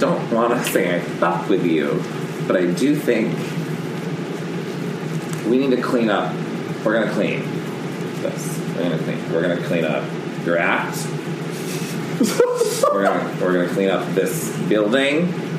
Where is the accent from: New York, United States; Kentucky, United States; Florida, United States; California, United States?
Florida, United States; I'm from Florida.